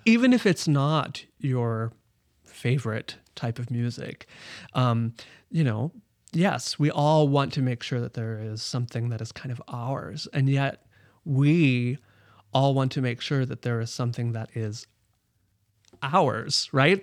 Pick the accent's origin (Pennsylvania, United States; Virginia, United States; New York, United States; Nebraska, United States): Nebraska, United States; Omaha; moved away as an adult; growing up in Omaha, Nebraska